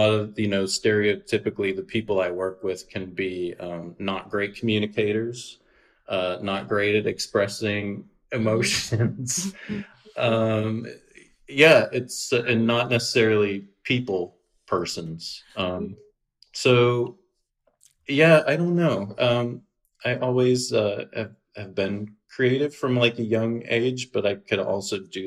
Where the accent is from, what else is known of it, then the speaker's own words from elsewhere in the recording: Northwestern Pennsylvania, United States; growing up in Northwestern Pennsylvania in the woods